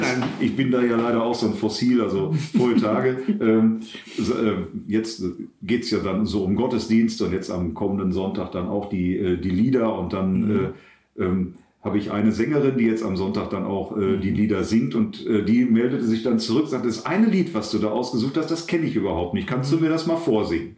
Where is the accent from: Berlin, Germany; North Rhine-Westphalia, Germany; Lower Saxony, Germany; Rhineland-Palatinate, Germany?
North Rhine-Westphalia, Germany; Herne; moved away as an adult; also born or lived in Eidinghausen; now in Bad Oeynhausen, Germany; ich komme aus Wanne-Eickel